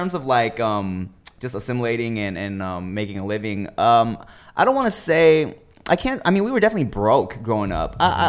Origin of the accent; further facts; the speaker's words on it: Montana, United States; born there; Well, I mean, I was born in Montana.